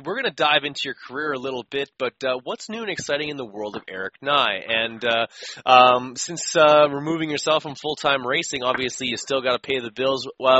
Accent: Canada; as a Canadian

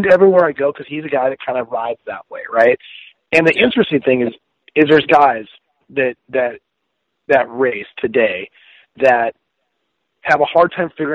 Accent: Washington, United States; I live, you know, obviously I'm from Washington State area here

